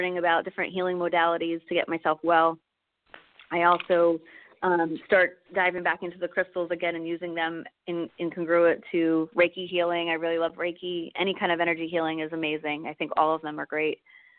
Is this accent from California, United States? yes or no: no; New Jersey, United States; moved away; I was from New Jersey originally, and so South Jersey